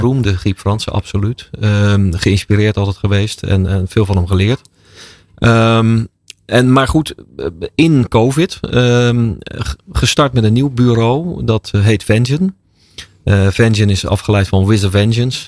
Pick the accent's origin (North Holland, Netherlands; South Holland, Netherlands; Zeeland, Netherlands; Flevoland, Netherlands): South Holland, Netherlands; Rotterdam; Ik ben ooit in Rotterdam geboren.